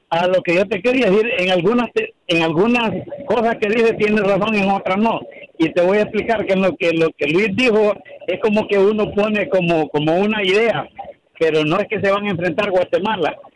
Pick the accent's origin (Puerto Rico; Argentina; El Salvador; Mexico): El Salvador; yo soy salvadoreño